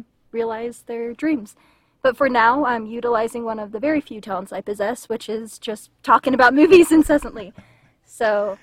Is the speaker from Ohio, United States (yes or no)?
no; Vernal, Utah, United States; I grew up in Utah, in Vernal, so middle of nowhere.